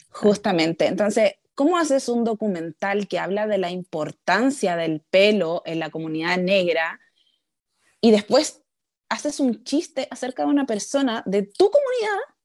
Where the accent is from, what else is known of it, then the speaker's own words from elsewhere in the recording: Chile; now in United States; yo fui criada en Chile con toda mi familia blanca